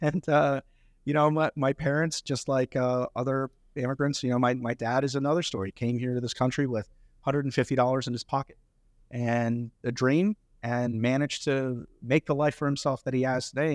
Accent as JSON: {"language": "English", "country": "India", "tie": "born or raised there", "moved": "yes", "lives_now": "United States", "said": "I grew up in India"}